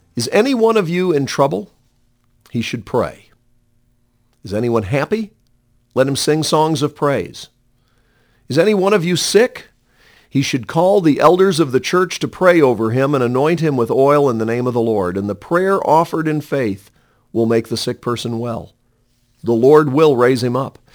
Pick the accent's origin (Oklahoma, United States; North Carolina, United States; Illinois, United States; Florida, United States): North Carolina, United States; Montreat; I was sixteen years old and regularly attending a home Bible study and praise service in Montreat, my hometown.